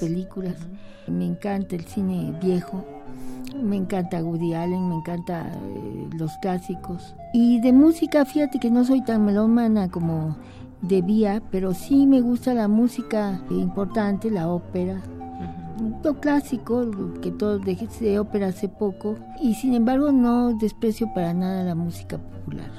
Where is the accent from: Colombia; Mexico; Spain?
Mexico; soy una mexicana